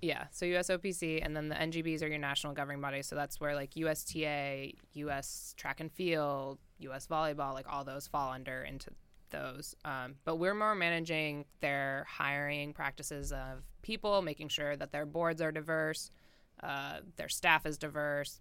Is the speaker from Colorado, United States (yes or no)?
yes; Colorado, United States; moved away as an adult; now in Athens, Ohio, United States; growing up in Colorado